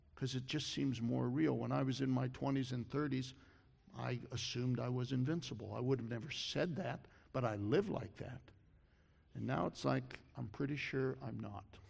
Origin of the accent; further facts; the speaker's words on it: Columbus, Ohio, United States; I grew up in Columbus. I went to Ohio State